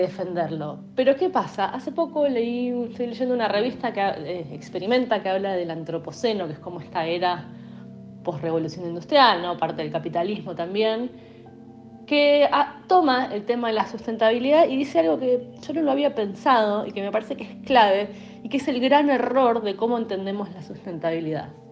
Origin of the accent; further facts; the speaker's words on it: Argentina; los argentinos, por cómo vivimos